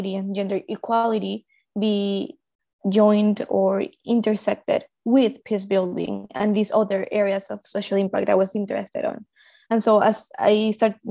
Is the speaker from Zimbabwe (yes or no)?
no; Colombia; I was born in Colombia, and I live in Colombia right now.